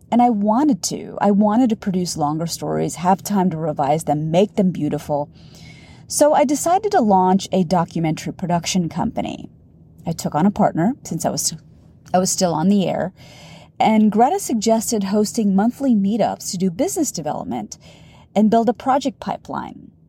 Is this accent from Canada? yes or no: no; India; Now, in the beginning of my business, my demographic was largely Indian women. I'm Indian.